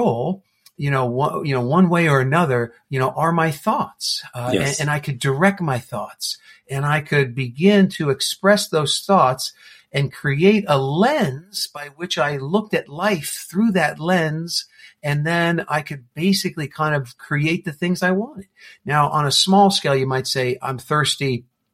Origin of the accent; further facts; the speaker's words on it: New Jersey, United States; I grew up in New Jersey